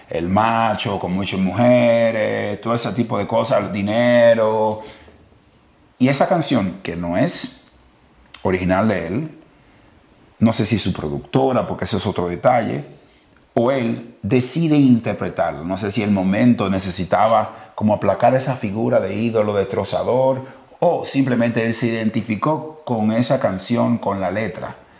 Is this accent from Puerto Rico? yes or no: no; Dominican Republic; hablo como dominicano